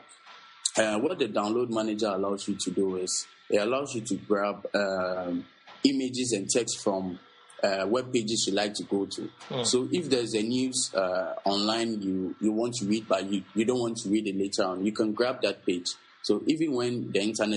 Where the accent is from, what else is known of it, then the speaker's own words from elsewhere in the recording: Accra, Greater Accra, Ghana; I'm from Accra, Ghana.